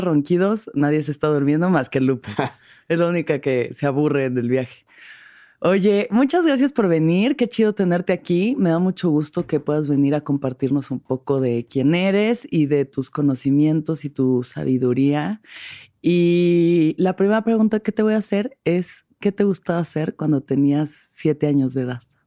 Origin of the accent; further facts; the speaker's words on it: Mexico City, Mexico; Yo que soy de la Ciudad de México